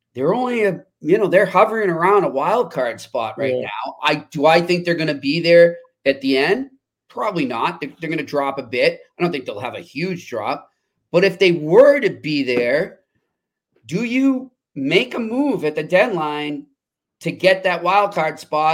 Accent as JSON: {"language": "English", "town": "Boston", "region": "Massachusetts", "country": "United States", "tie": "born or raised there", "said": "I grew up in Boston."}